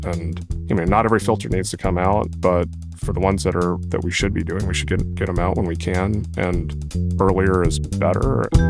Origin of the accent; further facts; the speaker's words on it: Kentucky, United States; moved away as an adult; also born or lived in Durham, North Carolina / Stanford, California / Oregon; now in Santa Clara, United States; I grew up in Kentucky